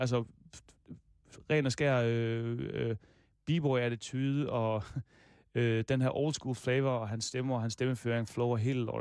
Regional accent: Denmark; also born or lived in Aarhus; jeg er fra Danmark

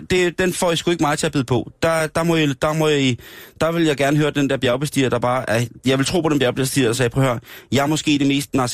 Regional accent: Denmark; er sikker på, at jeg er fra Danmark.

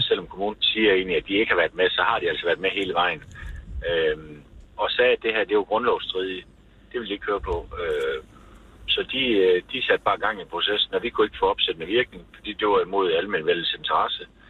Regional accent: West Jutland, Denmark; vi er jo vestjyder

